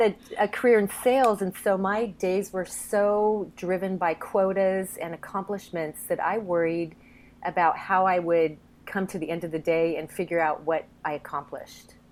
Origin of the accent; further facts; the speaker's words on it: Eugene, Oregon, United States; I'm from Eugene, Oregon, where the University of Oregon is located